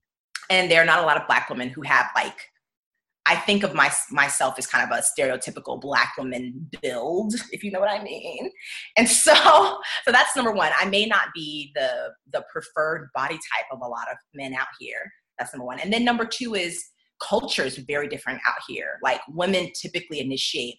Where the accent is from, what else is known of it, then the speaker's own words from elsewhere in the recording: Jacksonville, Florida, United States; moved away as an adult; now in Seattle, United States; back home, I'm from Jacksonville, Florida